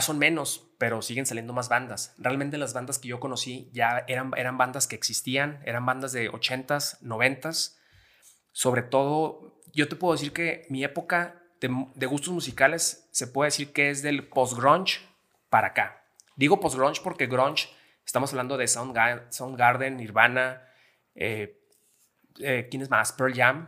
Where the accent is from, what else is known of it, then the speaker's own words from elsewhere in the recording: Gómez Palacio, Durango, Mexico; soy de Gómez Palacio Durango, lagunero 100%